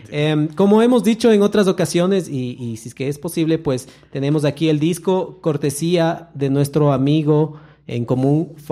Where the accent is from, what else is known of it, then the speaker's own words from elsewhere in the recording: Ecuador; Estamos pensando desde, la, eh, desde como ecuatorianos